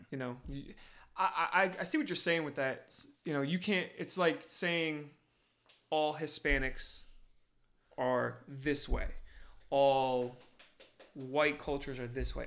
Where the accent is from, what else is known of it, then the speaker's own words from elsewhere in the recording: New Jersey, United States; moved away; growing up in Jersey